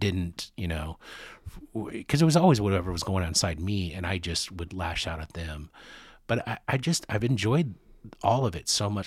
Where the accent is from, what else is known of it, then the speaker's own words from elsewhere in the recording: United States; also born or lived in Kansas City; I'm, I'm from the States